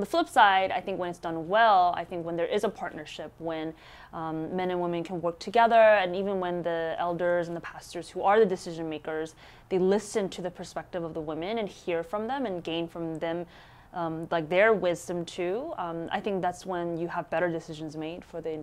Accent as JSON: {"language": "English", "country": "United States", "said": "our Korean American immigrant churches"}